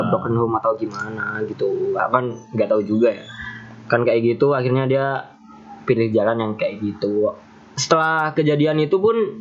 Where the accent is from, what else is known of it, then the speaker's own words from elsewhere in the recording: Java, Indonesia; aku ya wong Jawa rek